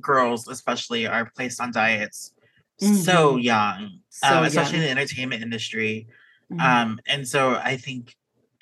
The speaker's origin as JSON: {"language": "English", "town": "Houston", "region": "Texas", "country": "United States", "tie": "born or raised there", "moved": "as an adult", "lives_now": "California, United States", "said": "I grew up in the Houston suburbs"}